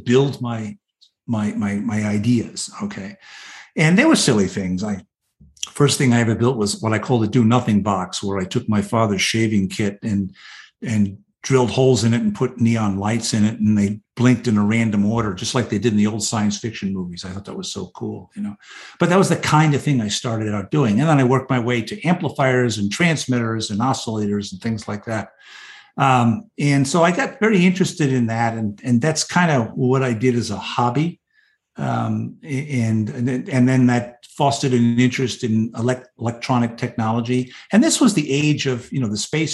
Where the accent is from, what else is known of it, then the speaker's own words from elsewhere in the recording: New York City, New York, United States; I grew up in the Bay Ridge section of Brooklyn